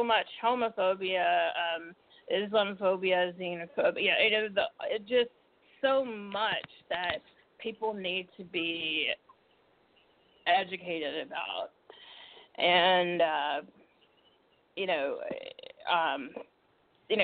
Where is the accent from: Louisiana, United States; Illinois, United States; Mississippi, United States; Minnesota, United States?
Mississippi, United States; moved away; I'm originally from Mississippi. And, you know, my parents sent me to an all-white private